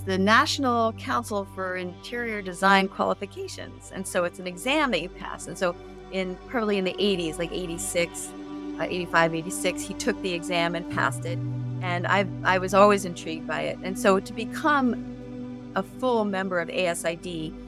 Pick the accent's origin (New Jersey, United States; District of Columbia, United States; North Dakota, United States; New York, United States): New York, United States; New York City; now in San Diego, United States; I come from New York City